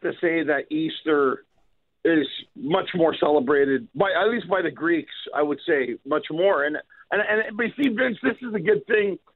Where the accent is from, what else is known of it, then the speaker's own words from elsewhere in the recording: Montreal, Quebec, Canada; moved away; originally from Montreal